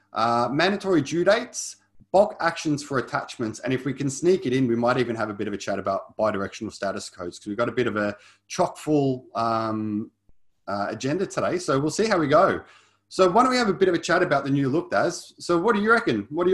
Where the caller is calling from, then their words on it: Melbourne, Victoria, Australia; So I'm coming from lovely Melbourne